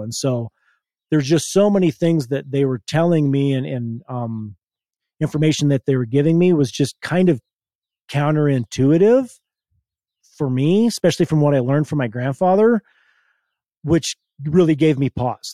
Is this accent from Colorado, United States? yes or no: yes; Hotchkiss, Colorado, United States; I was born and raised in Hotchkiss, Colorado. It's a little town about, um, fifteen minutes from where we are now